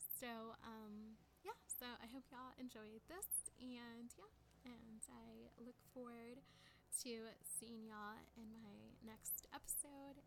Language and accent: English; San Antonio, Texas, United States; I'm from San Antonio